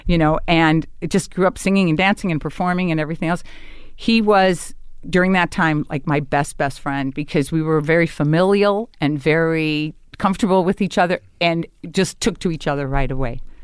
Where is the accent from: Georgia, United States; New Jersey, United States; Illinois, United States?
Illinois, United States; Chicago; moved away; My, my, my whole neighborhood was very Polish and German.